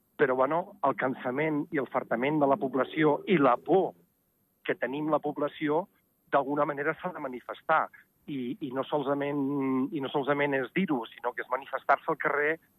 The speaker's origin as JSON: {"language": "Catalan", "region": "Ordino", "country": "Andorra", "said": "jo sóc d'Ordino"}